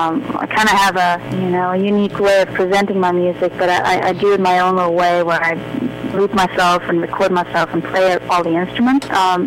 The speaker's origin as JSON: {"language": "English", "region": "Gotland", "country": "Sweden", "tie": "born or raised there", "moved": "as an adult", "lives_now": "New Orleans, United States", "said": "I grew up that way on Gotland too, with a lot of water around me"}